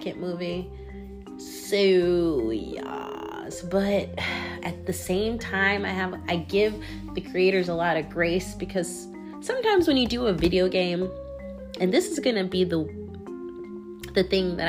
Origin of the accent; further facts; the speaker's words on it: Washington, United States; moved away; I'm from the Northwest, from Washington State.